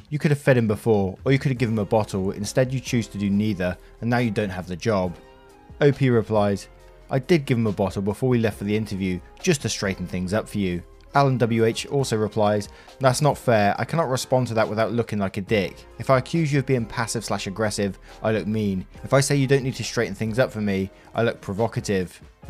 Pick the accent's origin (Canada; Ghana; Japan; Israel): Japan; now in United States; Being Japanese and white was already a struggle for me growing up in Japan, but the struggle got even worse for me once we moved to the United States in 2009.